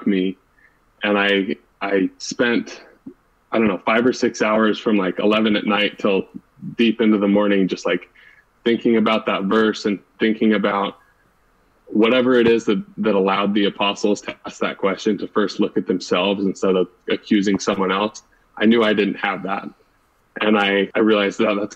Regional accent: Lindon, Utah, United States; moved away as an adult; also born or lived in Ventura, California; now in Cambridge, United States; I grew up in Linden, Utah and went to Pleasant Grove High School

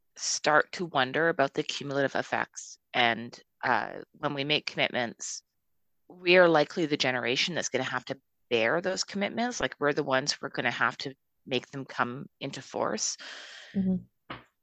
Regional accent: Calgary, Alberta, Canada; I'm from Calgary. I'm a Westerner

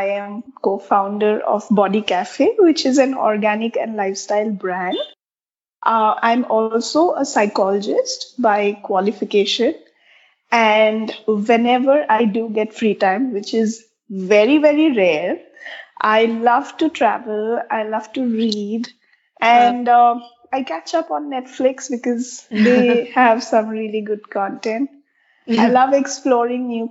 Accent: Assam, India; also born or lived in Dibrugarh, Assam / Guwahati, Assam; now in Bangalore, India; I'm born and brought up in Assam

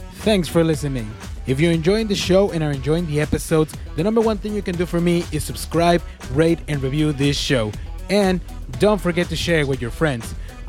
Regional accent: Mexico; one time from my home state back in Mexico, I heard these names that they actually were banned because kids were being bullied by the name.

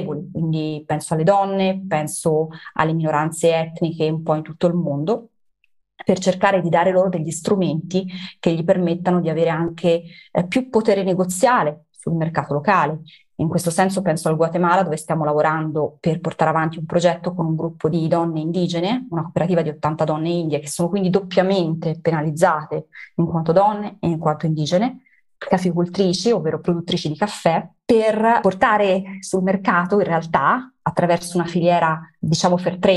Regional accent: Italy; born there; Noi siamo italiani nati in Italia, quindi siamo molto legati anche al nostro territorio

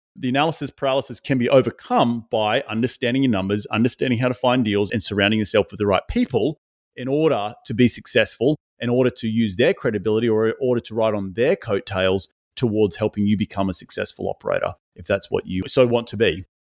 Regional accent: Australia; moved away as an adult; now in United States; Originally from Australia

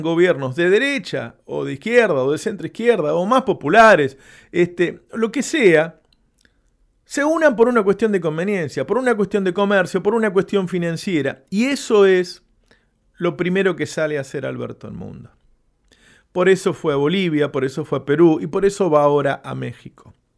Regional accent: Argentina; un, país como el nuestro

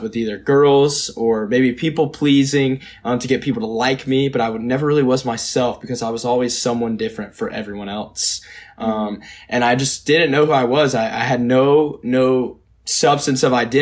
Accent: Georgia, United States; I grew up in Georgia. I grew up in the Bible Belt

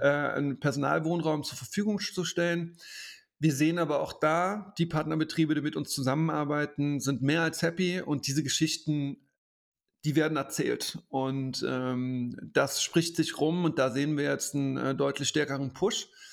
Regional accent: Koblenz, Rhineland-Palatinate, Germany; in Koblenz, meiner Heimatstadt

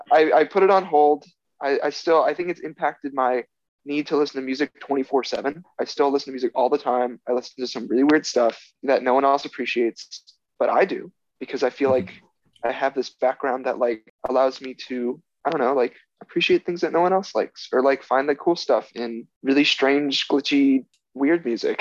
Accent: Orlando, Florida, United States; moved away as an adult; now in New Haven, United States; I'm from Orlando, Florida, so you get that cool Floridian on your podcast for the first time

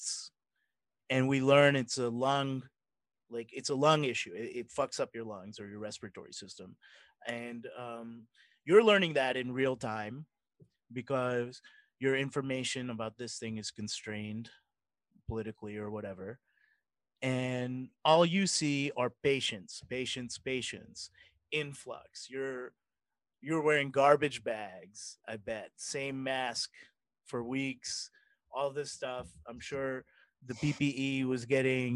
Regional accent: Mississippi, United States

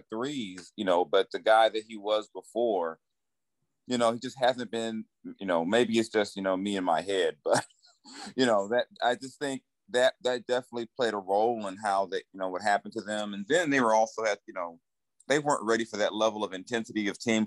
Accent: Los Angeles, California, United States; moved away as an adult; now in Bay Area, United States; Growing up in Southern California

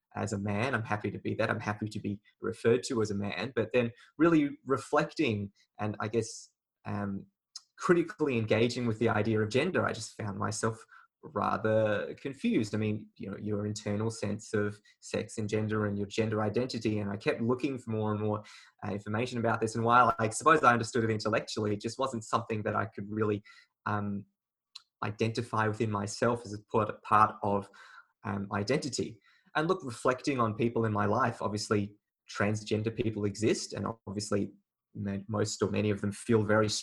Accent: Australia; also born or lived in China; I was born in China, but I came to Australia when I was very early, about 8 months old.

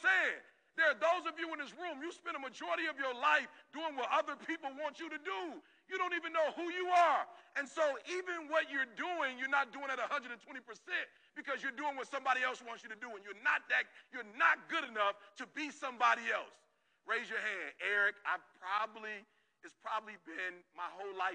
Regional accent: Detroit, Michigan, United States; I'm from Detroit

